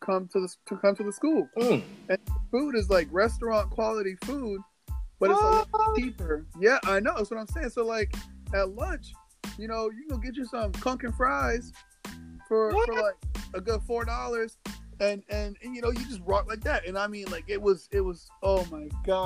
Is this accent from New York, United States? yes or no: no; Florida, United States; born there; also born or lived in Bahamas; So I was born in Florida.